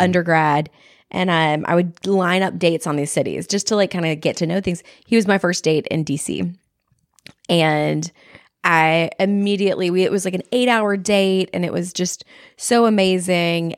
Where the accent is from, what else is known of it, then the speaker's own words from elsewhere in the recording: Texas, United States; I'm from Texas